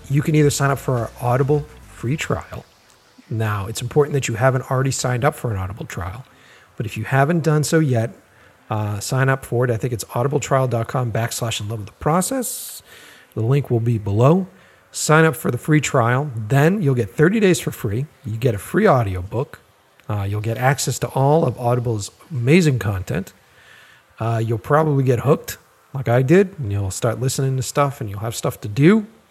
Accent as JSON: {"language": "English", "town": "Boston", "region": "Massachusetts", "country": "United States", "tie": "born or raised there", "said": "I grew up in Boston and, uh, stayed in, in that city"}